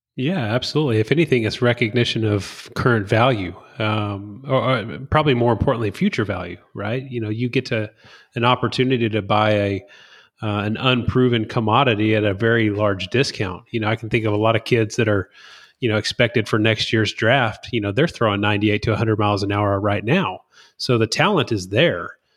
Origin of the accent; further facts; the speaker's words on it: Whitehouse, Texas, United States; growing up in White House, Texas